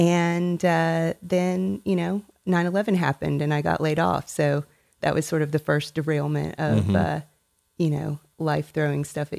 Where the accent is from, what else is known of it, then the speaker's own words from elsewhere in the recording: Tennessee, United States; also born or lived in Indiana; now in Dallas, United States; I was born in Northwest Indiana and that's where my mother primarily grew up. And we moved to Tennessee whenever I was 7 years old. Lived in Tennessee until I graduated high school.